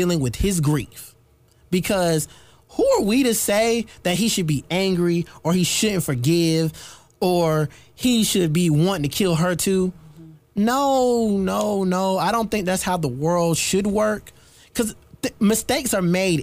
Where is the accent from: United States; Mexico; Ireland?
United States; South Carolina; I'm not a New Yorker at all. Hearts of South Carolina